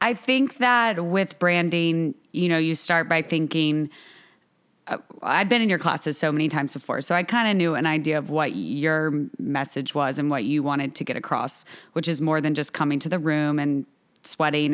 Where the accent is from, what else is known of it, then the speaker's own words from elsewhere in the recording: Augusta, Georgia, United States; moved away as an adult; also born or lived in New York; now in Charleston, United States; I'm from Augusta, Georgia. I went to school in Augusta until college